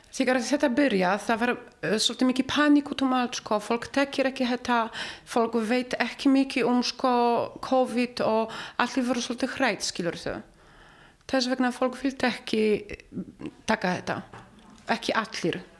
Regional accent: Poland; Icelandic is a second language; now in Iceland; við erum bara allir frá Pólandi.

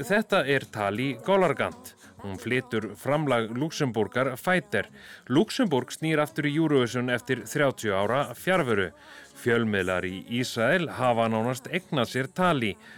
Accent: Iceland; við Íslendingar

